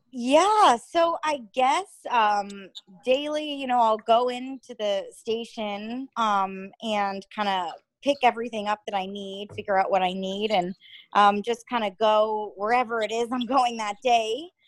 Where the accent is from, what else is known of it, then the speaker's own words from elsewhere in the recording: Connecticut, United States; moved away; I am from Connecticut, um, where I'm from is probably around 45 minutes out of New York City